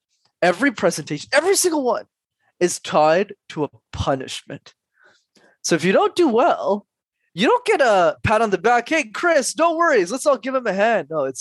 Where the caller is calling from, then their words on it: Montreal, Quebec, Canada; Calling in from Montreal.